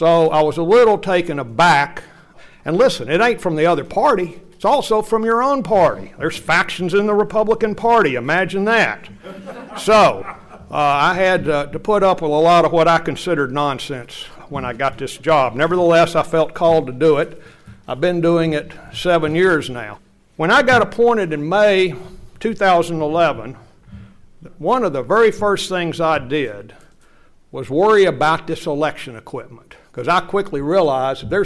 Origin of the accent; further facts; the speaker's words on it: Knoxville, Tennessee, United States; I am from Knoxville. I've lived here all my life